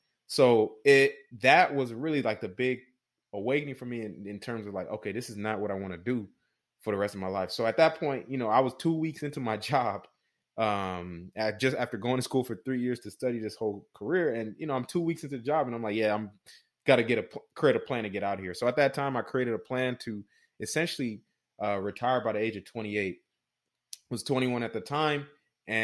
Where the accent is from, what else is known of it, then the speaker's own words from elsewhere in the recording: Houston, Texas, United States; moved away as an adult; now in San Antonio, United States; I'm from Houston and currently out here in San Antonio, Texas. But I moved out here when I was, you know, about 18 years old.